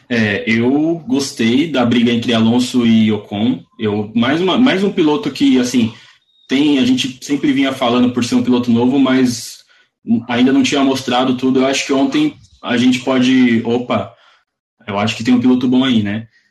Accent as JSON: {"language": "Portuguese", "country": "Brazil", "said": "eu sou brasileiro"}